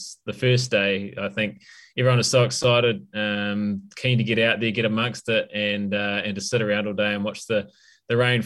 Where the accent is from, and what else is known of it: New Zealand